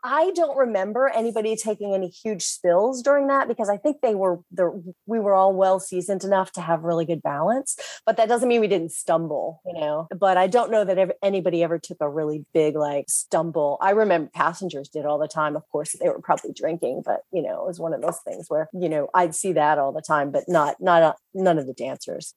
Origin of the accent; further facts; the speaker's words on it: Virginia Beach, Virginia, United States; I grew up in Virginia Beach, Virginia